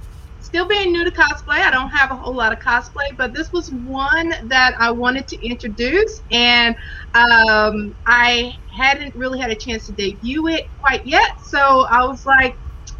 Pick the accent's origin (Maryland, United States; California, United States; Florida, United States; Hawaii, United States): Hawaii, United States; Well, I was born and raised in Hawaii. My dad was stationed there.